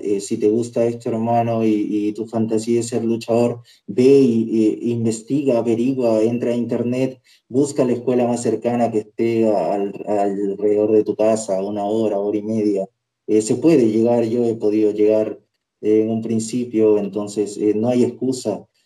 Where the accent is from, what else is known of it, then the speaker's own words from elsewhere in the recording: Peru; en mi país